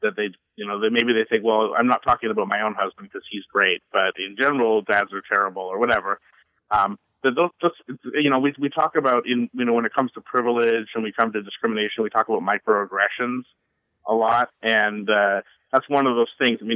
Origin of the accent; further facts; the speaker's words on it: Canada; but I'm Canadian, so it comes very